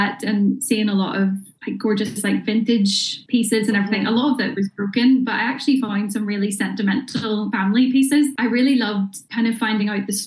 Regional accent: Bangor, Northern Ireland, United Kingdom; I'm originally from Bangor

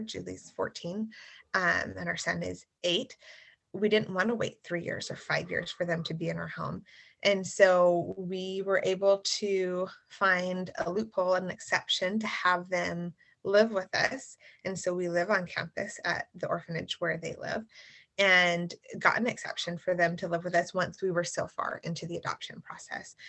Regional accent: the South, United States; moved away as an adult; I grew up in the South

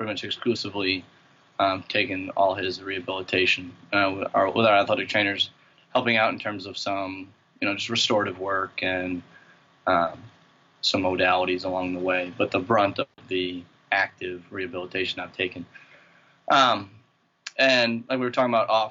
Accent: St. Paul, Minnesota, United States; moved away as an adult; also born or lived in Springfield, Massachusetts / Thibodaux, Louisiana; now in Amherst, United States; I grew up in St. Paul, Minnesota, right outside Twin Cities

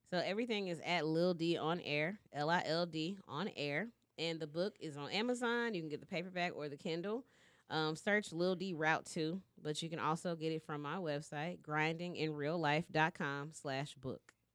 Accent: Shreveport, Louisiana, United States; moved away as an adult; now in Dallas, United States; I'm from Shreveport

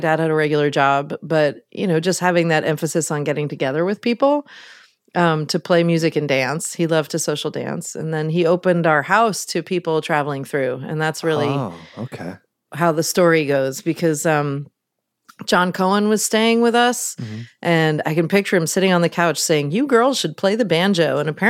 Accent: Mid-Atlantic, United States; also born or lived in New York City / Baltimore / Midwest; now in Oakland, United States; I grew up on the East Coast. I always say the Mid-Atlantic Seaboard because we moved around a lot between New York City and Baltimore.

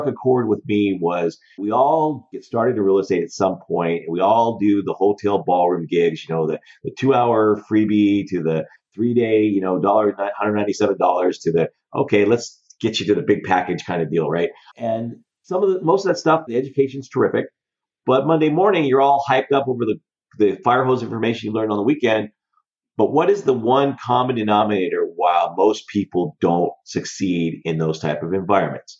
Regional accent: Denver, Colorado, United States; moved away as an adult; also born or lived in California; I was born and raised in Denver, Colorado.

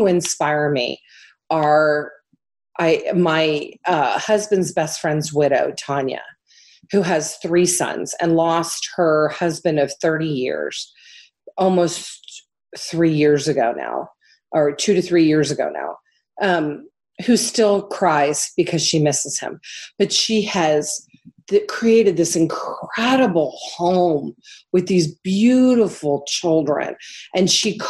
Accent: Miami, Florida, United States; moved away as an adult; also born or lived in Midwest; I'm a kid from Miami who grew up as an adult in the Midwest, and that Midwestern sensibility really echoes with me

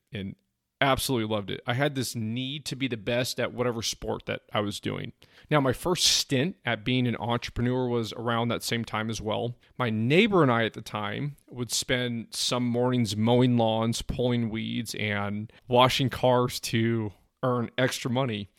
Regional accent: San Francisco Bay Area, East Bay, California, United States; I grew up in the San Francisco Bay Area, the East Bay to be exact

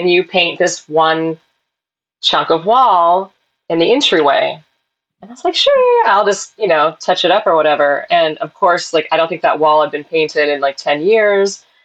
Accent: Portland, Oregon, United States; also born or lived in Salem, United States; I, I exactly 100% grew up in Portland.

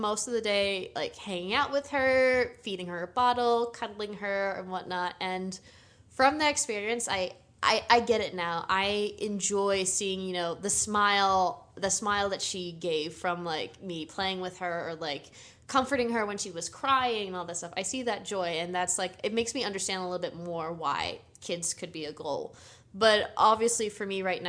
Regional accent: Connecticut, United States; moved away; another friend that I grew up with in Connecticut, where I'm from

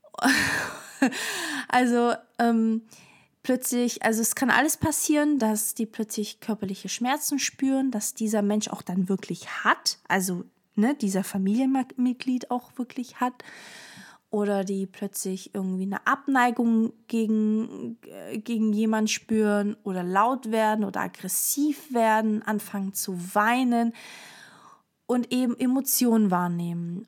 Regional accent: Stuttgart, Baden-Württemberg, Germany; also born or lived in Portugal; wir kommen ursprünglich aus Portugal. Ich habe eine Schwester, sie ist älter als ich und ähm, genau. Und ich bin vier gewesen, als wir nach äh, Stuttgart sozusagen sind

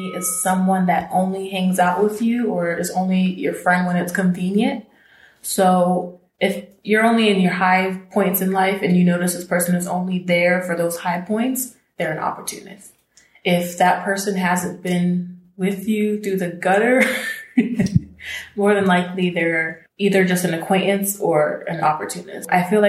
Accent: East Coast, United States; now in Los Angeles, United States; when I moved out here from the East Coast

